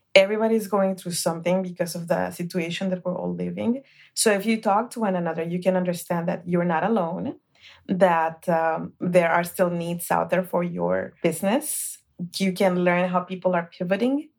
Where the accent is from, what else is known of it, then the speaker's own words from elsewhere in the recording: Guatemala; moved away; I was born in Guatemala